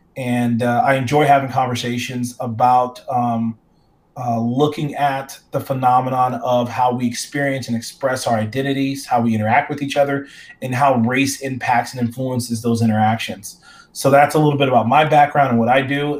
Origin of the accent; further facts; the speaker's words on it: Phoenix, Arizona, United States; my hometown in Phoenix